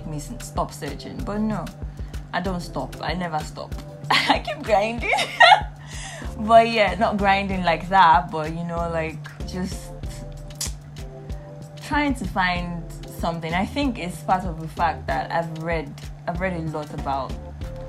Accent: Nigeria; I am Nigerian in my 20s, and I feel like that's like a name that encompasses all of my experiences as a young adult in Nigeria, growing up in Nigeria, and being Nigerian

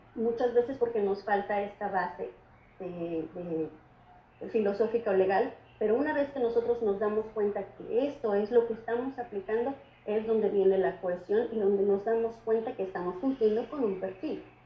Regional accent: Mexico; forman nuestra identidad como mexicanos

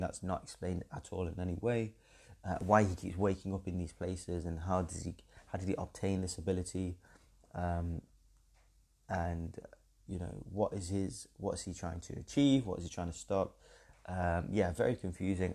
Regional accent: England, United Kingdom; being English

